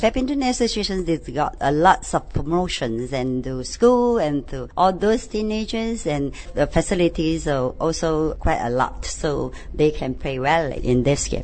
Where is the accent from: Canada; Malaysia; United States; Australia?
Malaysia; now in Hong Kong; from Malaysia, and I'm a coach of badminton.